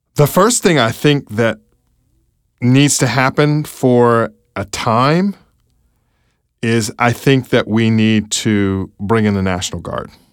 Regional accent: California, United States; now in Baltimore, United States; my home state of California

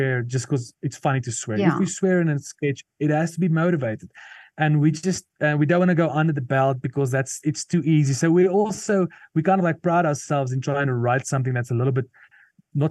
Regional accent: Potchefstroom, North West, South Africa; first language Afrikaans; English is a second language; since I was a small boy growing up in a small town called Potchefstroom

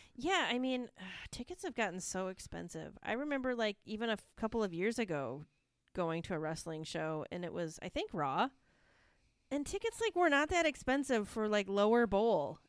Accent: Michigan, United States; Detroit, which is in my home state

